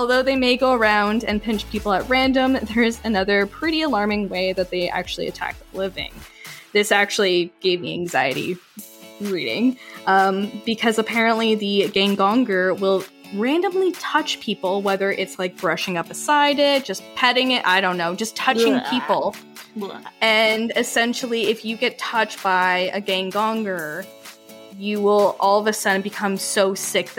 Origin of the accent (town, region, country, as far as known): Canada